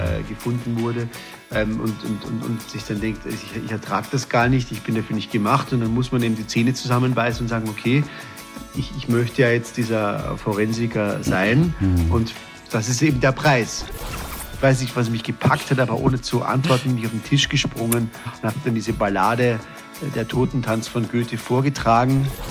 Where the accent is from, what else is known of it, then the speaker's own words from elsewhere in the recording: Austria; moved away as an adult; also born or lived in Hamburg; ich als Österreicher